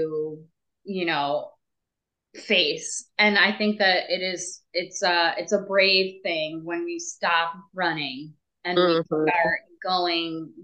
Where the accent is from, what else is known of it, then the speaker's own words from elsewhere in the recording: Northeast, United States; moved away; I'm from the Northeast too.